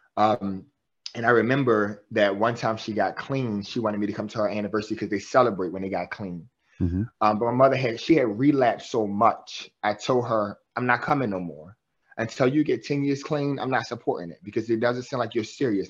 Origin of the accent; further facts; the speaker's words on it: Baltimore, Maryland, United States; I'm from West Baltimore, um, born and raised in West Baltimore.